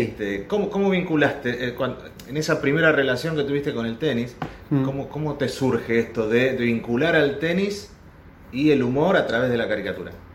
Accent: Argentina; nosotros los argentinos

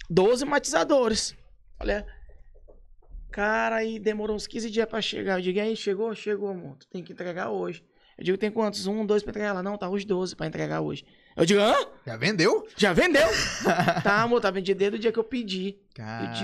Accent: São Luís, Maranhão, Brazil; born there; nasci em São

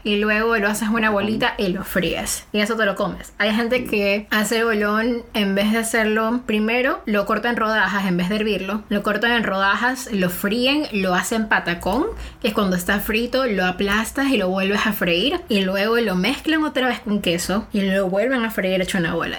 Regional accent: Manabí, Ecuador; moved away as an adult; now in Mexico; soy costeña, soy criada en Manaví

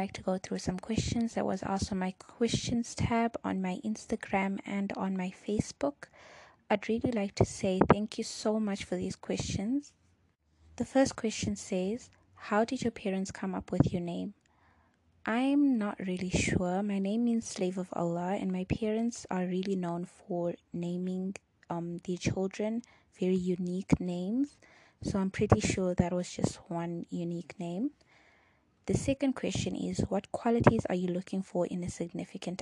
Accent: Durban, KwaZulu-Natal, South Africa; first language Chichewa; English is a second language; I was born in Durban, South Africa. I've lived in South Africa my entire life, but my parents were born in Malawi. So growing up in South Africa

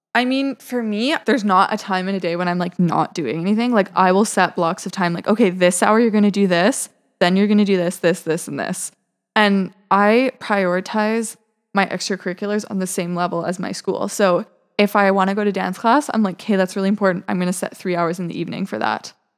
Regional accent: Vancouver, British Columbia, Canada; moved away as an adult; now in Montreal, Canada; I grew up in Vancouver, British Columbia

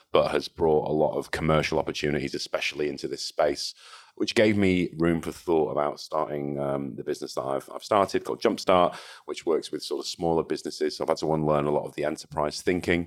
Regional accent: Salford, North West England, United Kingdom; born or raised there; also born or lived in Liverpool / Hong Kong / Manchester

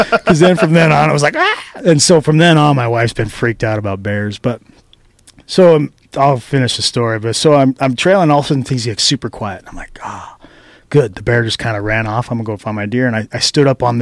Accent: Idaho, United States; now in Reno, United States; I'm from Idaho

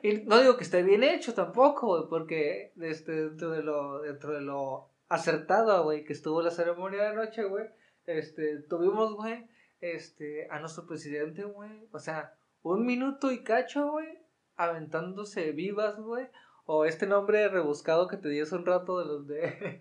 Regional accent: Mexico; como hermanos mexicanos

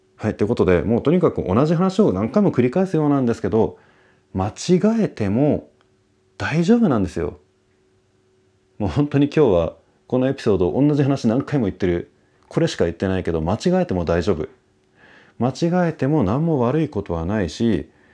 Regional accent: Japan; moved away; also born or lived in Taiwan; 俺はねその日本人として

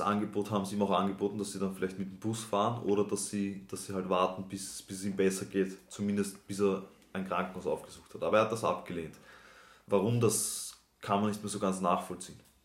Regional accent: Austria; die Abitur oder die Matura bei uns in Österreich

